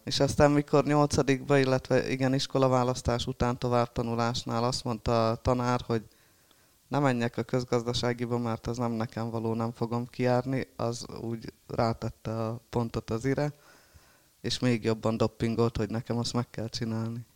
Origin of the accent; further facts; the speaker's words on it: Halmajugra, Heves, Hungary; also born or lived in Eger; Ott élek jó régóta, mióta születtem